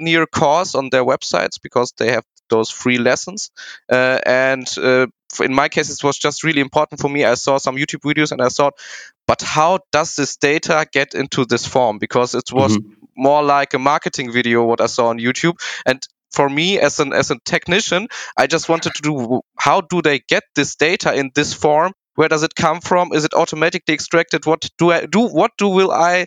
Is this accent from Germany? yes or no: yes; Hagen, North Rhine-Westphalia, Germany; I am from Hagen, also where the NRV Gruppe is, and I was studying there economics and informatics.